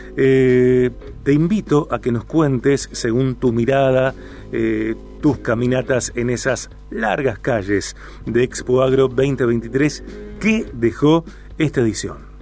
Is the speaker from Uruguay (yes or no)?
no; Rosario, Santa Fe, Argentina; como argentinos mm. y como rosarinos en particular